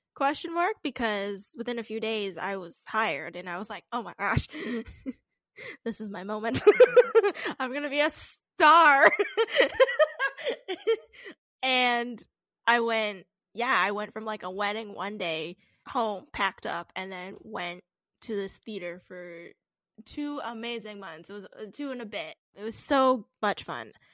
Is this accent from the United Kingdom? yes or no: no; Canada; we're Canadian